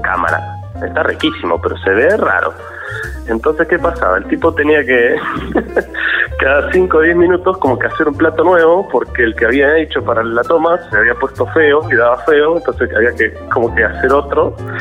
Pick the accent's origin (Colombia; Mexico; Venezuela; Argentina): Argentina; Azul, Buenos Aires Province; now in Buenos Aires, Argentina; yo soy originariamente de Azul, provincia de Buenos Aires